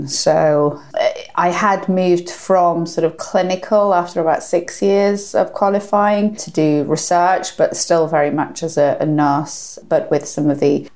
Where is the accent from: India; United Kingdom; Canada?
United Kingdom; North Wales; I grew up in North Wales